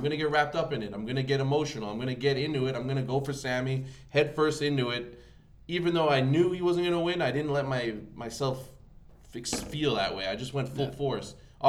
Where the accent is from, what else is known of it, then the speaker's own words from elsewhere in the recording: Canada; I don't care if I'm Canadian.